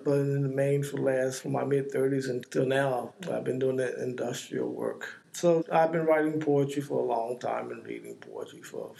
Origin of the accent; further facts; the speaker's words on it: East Coast, United States; I'm 60-something, born and raised on the East Coast, both in the South and the North, both in segregated communities and integrated communities.